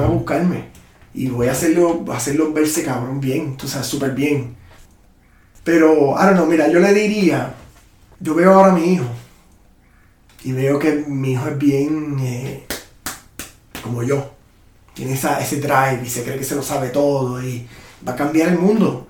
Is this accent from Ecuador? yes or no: no; Puerto Rico; now in Austin, United States; Me siento que estoy back en Puerto Rico